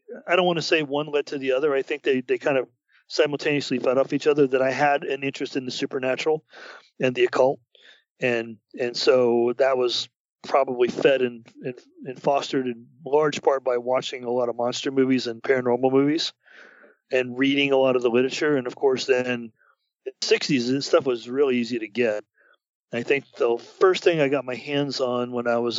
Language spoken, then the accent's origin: English; United States; I, as an American